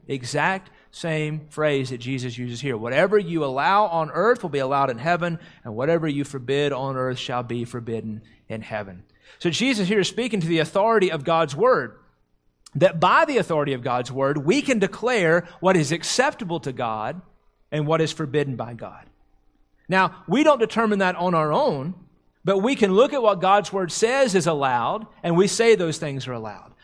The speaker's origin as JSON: {"language": "English", "region": "the South", "country": "United States", "tie": "born or raised there", "said": "growing up in the South"}